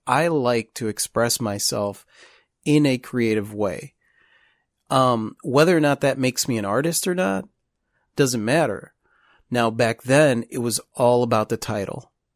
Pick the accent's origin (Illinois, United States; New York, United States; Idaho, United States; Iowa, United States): Illinois, United States; Chicago; now in Pensacola, United States; we're from Chicago